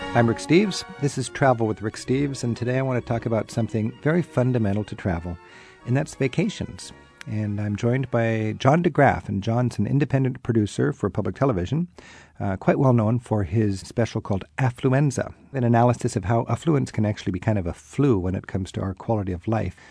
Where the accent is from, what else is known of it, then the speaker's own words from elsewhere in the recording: Netherlands; I was born in the Netherlands